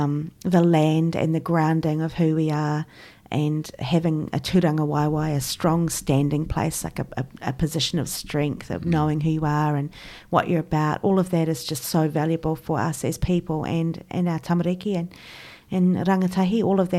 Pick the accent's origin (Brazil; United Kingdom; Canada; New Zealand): New Zealand; Christchurch, Canterbury; So I grew up in Christchurch in your fairly typical mainstream European English kind of setting.